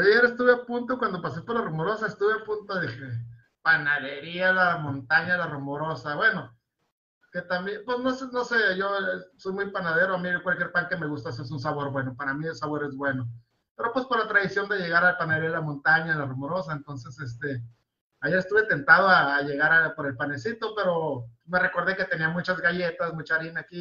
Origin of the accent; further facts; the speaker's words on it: Mexico; also born or lived in Mexicali; somos una sociedad mexicana